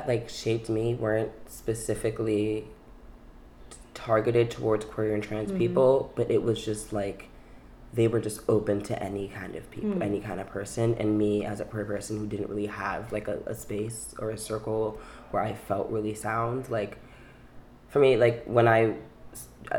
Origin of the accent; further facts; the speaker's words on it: New York City, New York, United States; also born or lived in Manhattan; I was born in Manhattan on the Upper West Side and raised in Brooklyn.